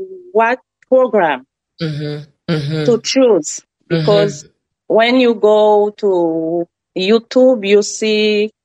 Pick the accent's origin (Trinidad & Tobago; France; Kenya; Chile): France; English is a second language; moved away as an adult; now in United States; So my dream is speaking English very well, like a native, with my accent. I assume that. I'm Frenchy, I know.